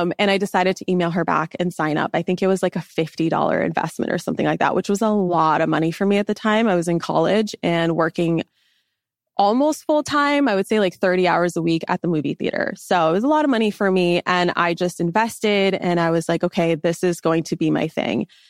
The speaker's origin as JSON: {"language": "English", "town": "Los Angeles", "region": "California", "country": "United States", "tie": "born or raised there", "also_born_or_lived": "Washington State", "moved": "as an adult", "said": "I grew up in Los Angeles"}